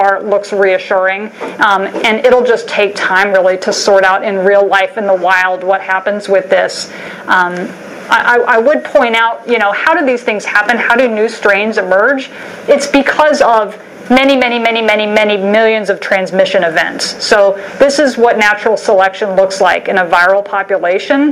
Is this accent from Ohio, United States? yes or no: no; Alabama, United States; growing up in Alabama